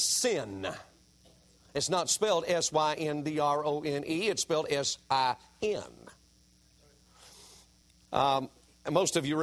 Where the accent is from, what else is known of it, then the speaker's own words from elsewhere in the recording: Greensboro, United States; My wife and I were in my hometown of Greensboro